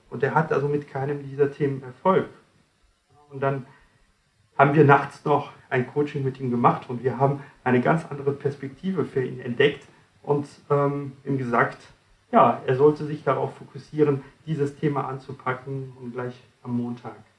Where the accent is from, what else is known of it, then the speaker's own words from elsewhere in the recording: France; now in Germany; Ich komme nicht ganz aus Deutschland, ich komme aus Frankreich